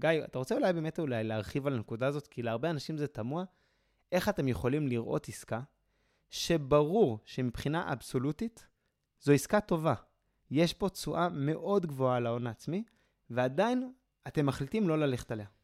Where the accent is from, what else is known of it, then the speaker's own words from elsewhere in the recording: Jerusalem, Jerusalem District, Israel; אני מירושלים